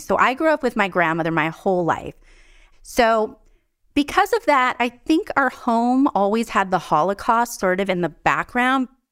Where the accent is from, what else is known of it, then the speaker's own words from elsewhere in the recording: Tucson, Arizona, United States; I was born in Tucson, Arizona in 1972